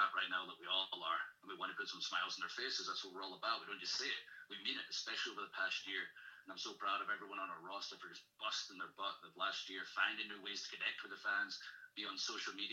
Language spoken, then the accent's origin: English; Ayr, Scotland, United Kingdom; also born or lived in Glasgow; I grew up in Ayr, Scotland, started wrestling at 15, was in school the whole time, went to university